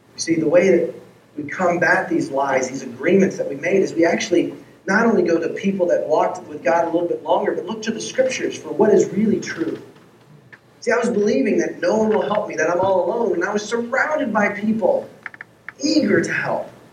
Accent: Texas, United States; moved away as an adult; also born or lived in Seattle / Los Angeles; my wife and I, if you don't know our story, we grew up in Texas

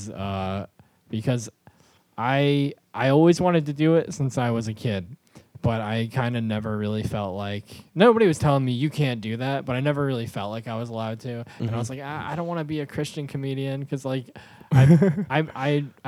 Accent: Greenville, New York, United States; also born or lived in New Jersey; I was born in New Jersey. I grew up mostly in rural New York, like about an hour north of the city

